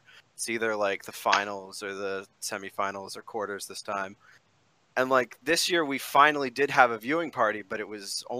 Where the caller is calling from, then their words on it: Atlantic City area, New Jersey, United States; I'm calling from New Jersey, Atlantic City area.